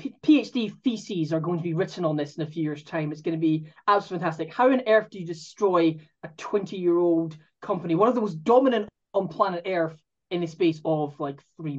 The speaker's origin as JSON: {"language": "English", "region": "Scotland", "country": "United Kingdom", "accent": "Scottish", "said": "from the accent. You can tell that I'm Scottish."}